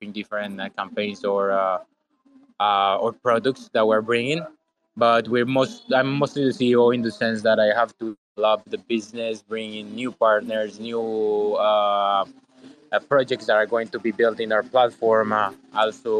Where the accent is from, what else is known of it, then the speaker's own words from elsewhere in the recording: Colombia; I am actually originally from Colombia